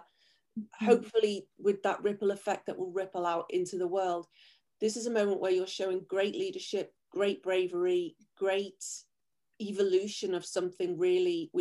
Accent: England, United Kingdom; moved away; I was raised in England

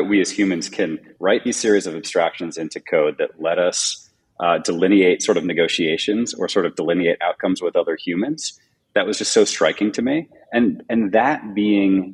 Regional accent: New Jersey, United States; moved away as an adult; also born or lived in New York; now in California, United States; I'm actually from New Jersey

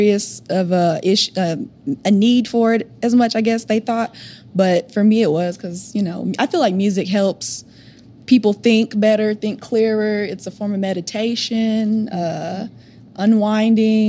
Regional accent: Oklahoma, United States; I'm from Oklahoma.

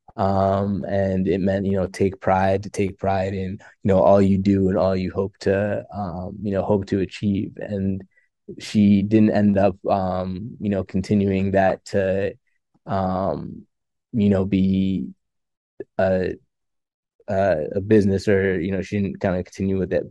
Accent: Farmington, Connecticut, United States; also born or lived in Pennsylvania; I'm from, um, Farmington, Connecticut originally. Um, born and raised in Connecticut

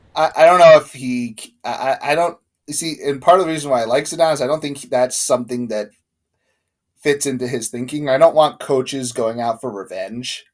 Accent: United States; Like we're American, so we grew up watching American sports and USA.

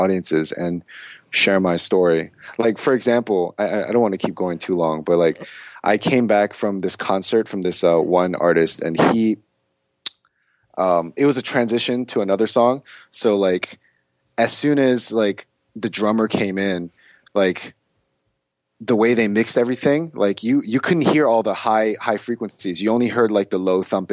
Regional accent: Germantown, Maryland, United States; moved away as an adult; also born or lived in Silver Spring, Maryland; now in Atlanta, United States; my experience growing up in Maryland doing this music thing

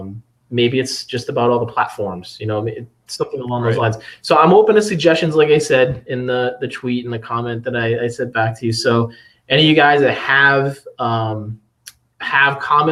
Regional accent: Providence, Rhode Island, United States; now in Phoenix, United States; I'm from the East Coast. I'm from Providence originally

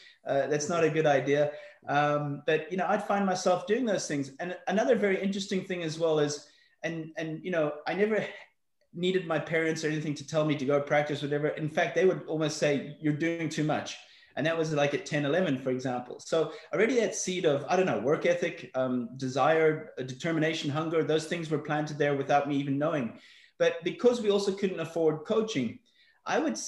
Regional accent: Johannesburg, Gauteng, South Africa; also born or lived in Belfast, Northern Ireland; I was brought up in South Africa. I was born in Belfast, Northern Ireland. We left there when I was six. Moved to Johannesburg, South Africa.

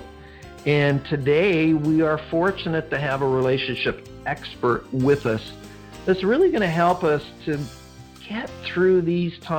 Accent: Vancouver, British Columbia, Canada; I'm from Vancouver. I'm in Vancouver

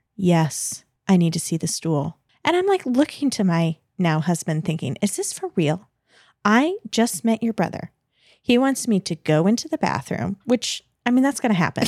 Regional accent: United States; I'm American

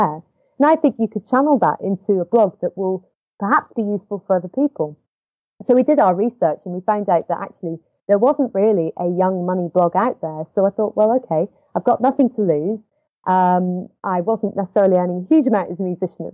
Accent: Edinburgh, Scotland, United Kingdom; I was living in my parents' house at the time, which is where I grew up in Edinburgh

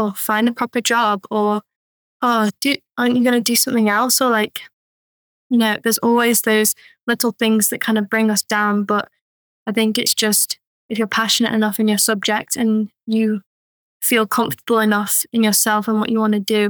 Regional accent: Isle of Man; moved away as an adult; now in Chester, United Kingdom; I grew up on the Isle of Man

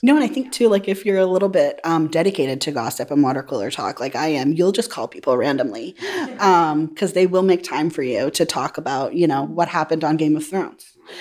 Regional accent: New Hampshire, United States; from New Hampshire. We're from all over

